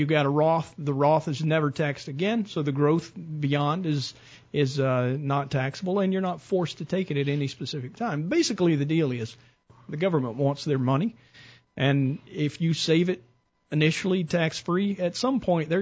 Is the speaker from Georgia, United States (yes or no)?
yes; Mableton, Georgia, United States; I grew up in Mableton.